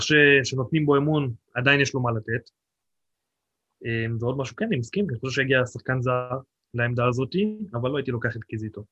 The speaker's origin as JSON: {"language": "Hebrew", "area": "the Krayot", "region": "Haifa District", "country": "Israel", "moved": "yes", "lives_now": "Nesher, Israel", "said": "אני לא חיפאי, אני במקור קרייתי"}